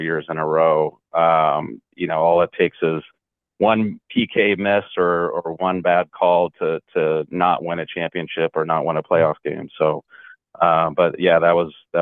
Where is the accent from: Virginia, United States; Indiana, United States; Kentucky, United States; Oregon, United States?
Oregon, United States; Portland; growing up in Portland.